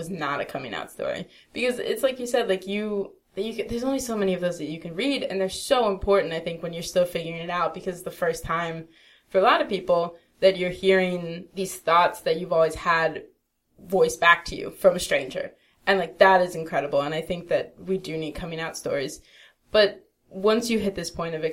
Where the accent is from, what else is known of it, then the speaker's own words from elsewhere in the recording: Baltimore, Maryland, United States; also born or lived in Florida; now in Los Angeles, United States; I'm from Baltimore.